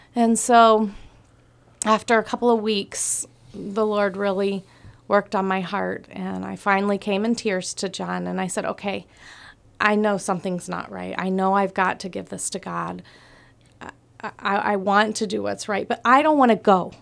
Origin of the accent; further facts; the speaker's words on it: Atlanta, Georgia, United States; moved away as an adult; now in Palau; I'm from Atlanta